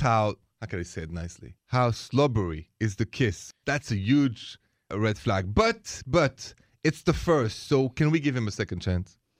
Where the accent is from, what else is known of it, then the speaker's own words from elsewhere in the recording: France; moved away as an adult; now in United States; I'm from France